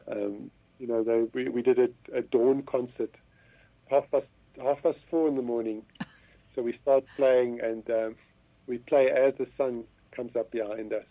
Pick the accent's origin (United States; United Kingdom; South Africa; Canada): South Africa; Johannesburg, Gauteng; I was born in Johannesburg, born and bred. I spent uh, nearly all of my life um, in Johannesburg.